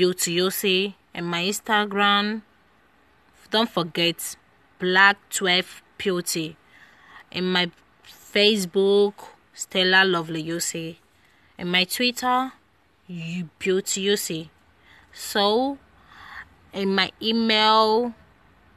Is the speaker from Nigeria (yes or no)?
yes; Nigeria; now in Europe; I'm from Nigeria